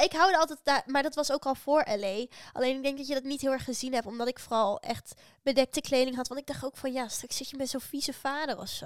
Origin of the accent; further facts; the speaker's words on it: Netherlands; uit Nederland